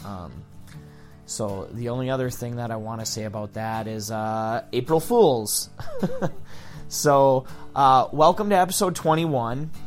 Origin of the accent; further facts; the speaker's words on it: Kingsford, Michigan, United States; also born or lived in Ishpeming, Michigan; moving back to my hometown. My girlfriend and I moved back to Kingsford